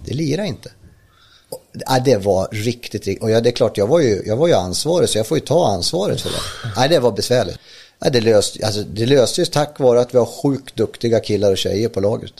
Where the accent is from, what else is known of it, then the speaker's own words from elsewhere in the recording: Ljusdal, Gävleborg County, Sweden; jag är från Ljusdal uppe i Hälsingland